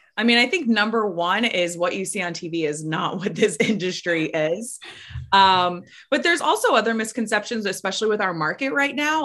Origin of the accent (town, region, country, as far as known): Florida, United States; born or raised there